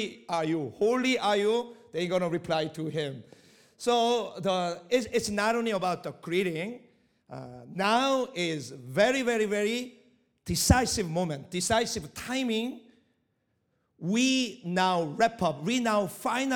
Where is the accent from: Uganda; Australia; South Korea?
South Korea; first language Korean; English is a second language; moved away as an adult; also born or lived in Middle East; I'm Korean person, but at the same time, I didn't come from Korea